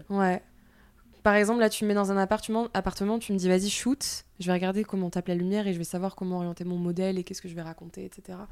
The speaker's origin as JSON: {"language": "French", "region": "southern France", "country": "France", "accent": "du sud", "said": "J'ai l'accent du sud qui est revenu"}